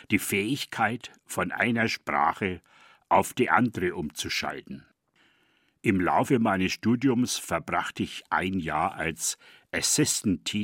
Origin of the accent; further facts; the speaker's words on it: Eckental, Bavaria, Germany; accent: East Franconian; first language East Franconian German; Mein ostfränkischer Dialekt ist meine eigentliche Muttersprache. Ich bin in der Nachkriegszeit auf dem Dorf aufgewachsen, in der Büg, einem Ortsteil von Fort, dem heutigen Eggental.